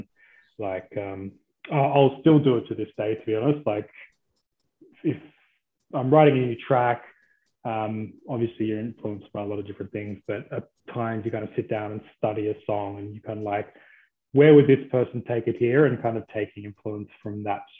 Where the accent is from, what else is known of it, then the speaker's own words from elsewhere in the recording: Blue Mountains, New South Wales, Australia; I grew up in the Blue Mountains